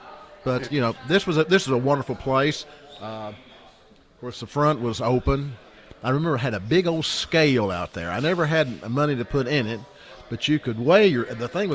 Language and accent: English; Jamestown, United States; born or raised there